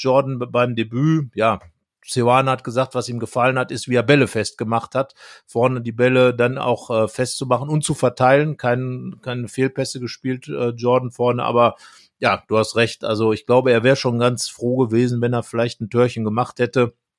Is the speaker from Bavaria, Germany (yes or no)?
no; Brilon, North Rhine-Westphalia, Germany; moved away; Brilon, wo ich herkomme, liegt direkt neben Willingen, ist äh, der letzte Ort in Nordrhein-Westfalen